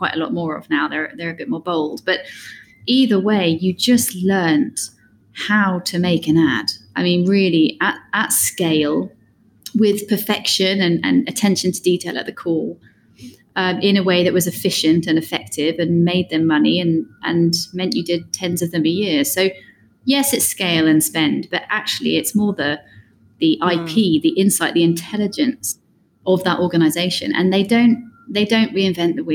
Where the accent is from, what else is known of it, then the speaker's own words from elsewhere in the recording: United Kingdom; moved away as an adult; also born or lived in London; I am British, but haven't been in Britain for 14 years or something